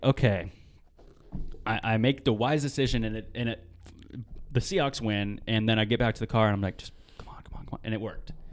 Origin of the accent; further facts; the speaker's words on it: Marysville, Washington, United States; also born or lived in Tulalip, Washington; I was on the res, and, dude, the res was fun.